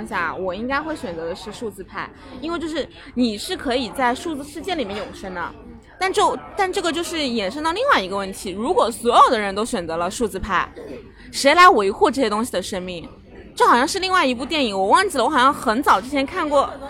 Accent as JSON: {"language": "Chinese", "country": "China", "said": "我们中国人的观念嘛，"}